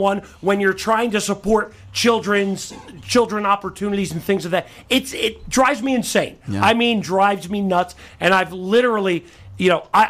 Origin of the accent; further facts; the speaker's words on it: New Jersey, United States; moved away; also born or lived in Tennessee / North Georgia; I'm from New Jersey, but then spent 12 years in the South, in the Tennessee, North Georgia area